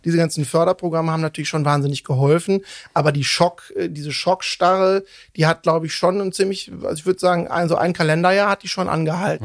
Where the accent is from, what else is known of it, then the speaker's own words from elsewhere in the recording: Cologne, North Rhine-Westphalia, Germany; also born or lived in Bonn; ich bin, bin äh, in Köln seit meinem dritten Lebensjahr aufgewachsen